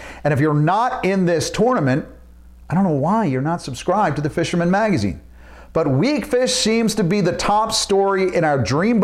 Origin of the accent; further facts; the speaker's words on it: Southern Ocean County, Long Beach Island area, New Jersey, United States; my glory days growing up in Southern Ocean County in the LBI area